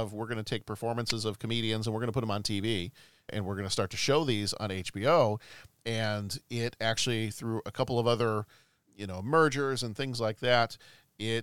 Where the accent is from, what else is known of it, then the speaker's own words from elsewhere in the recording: Dallas, Texas, United States; moved away; As a Texas boy